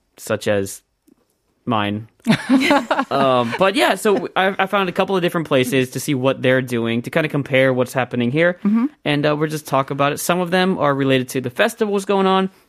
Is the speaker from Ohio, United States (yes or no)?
yes; Columbus, Ohio, United States; I'm from Columbus